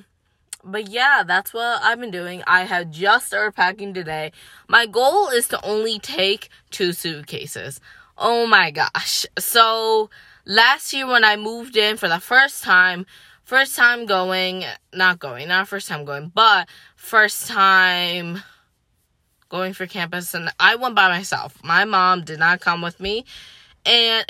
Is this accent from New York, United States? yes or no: yes; Syracuse, New York, United States; moved away as an adult; also born or lived in Philadelphia; I'm from Syracuse, I go to school in Philly